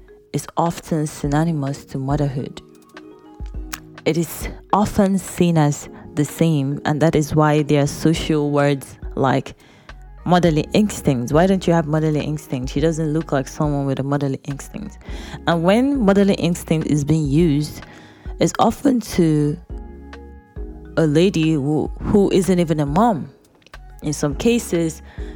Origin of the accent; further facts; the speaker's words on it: eastern Nigeria, Nigeria; Growing up in Eastern Nigeria, where the male child is very valuable, my dad had 5 girls and no son.